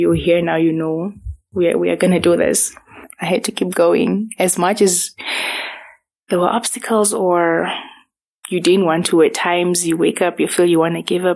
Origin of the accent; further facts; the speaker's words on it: Windhoek, Khomas, Namibia; I was born here. We grew up in Windhoek